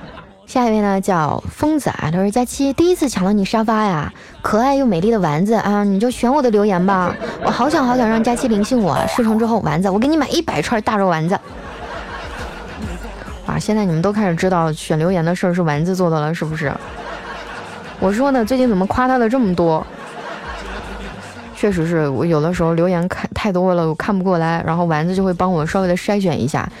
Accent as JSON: {"language": "Chinese", "region": "Northeast China", "country": "China", "said": "哎，我我也是，因为我是北方人嘛。以前我就想，南方冬天最低温度也就零度左右，能咋的呀？我们大东北零下二三十度"}